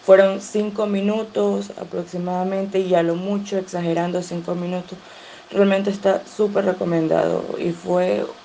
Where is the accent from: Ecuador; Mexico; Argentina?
Ecuador; soy de Ecuador